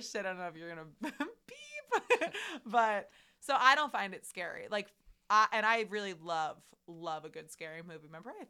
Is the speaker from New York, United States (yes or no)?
yes; Long Island, New York, United States; We're from Long Island.